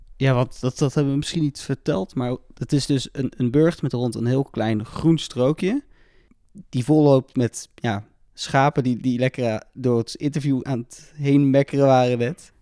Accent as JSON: {"language": "Dutch", "country": "Netherlands", "said": "we komen natuurlijk allemaal uit Nederland met z'n drieën"}